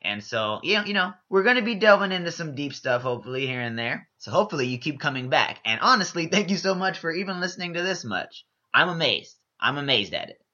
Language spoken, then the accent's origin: English; Houston, Texas, United States; I'm originally from Houston, Texas. Whoop, whoop. H Town.